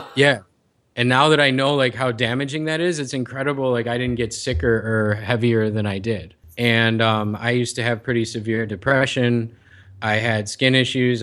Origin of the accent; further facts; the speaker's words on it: Chicago, Illinois, United States; now in San Diego, United States; I'm from Chicago. I spent most of my life there